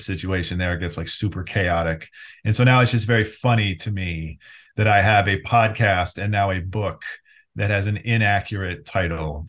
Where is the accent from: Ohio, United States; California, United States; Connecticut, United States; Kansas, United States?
Ohio, United States; Cleveland; I grew up mostly in the Cleveland area.